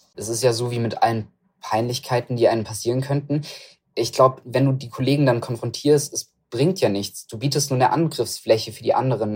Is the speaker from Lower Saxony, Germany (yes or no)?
no; Stuttgart, Baden-Württemberg, Germany; also born or lived in Reutlingen; ich komme ja aus Stuttgart, die Ecke.